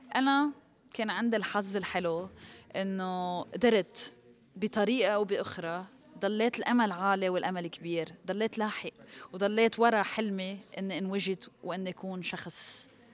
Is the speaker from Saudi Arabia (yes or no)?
no; Lebanon; ربيت وخلقت بلبنان من أهل سورية